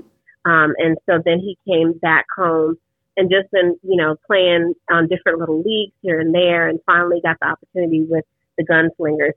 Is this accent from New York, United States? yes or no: yes; New York, United States; moved away; I'm originally from New York